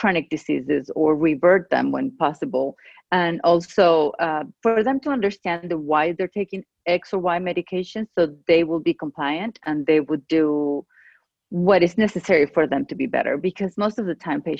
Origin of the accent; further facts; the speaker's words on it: Venezuela; first language Spanish; English is a second language; moved away as an adult; also born or lived in Georgia, United States; now in United States; I grew up in Venezuela, in South America. I lived there until I was 30 years old, and I got married and we moved here because of his job.